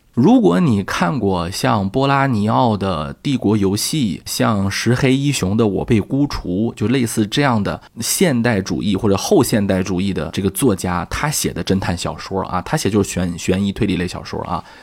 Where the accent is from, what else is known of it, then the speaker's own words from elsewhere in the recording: China; 我们中国人很早就意识到了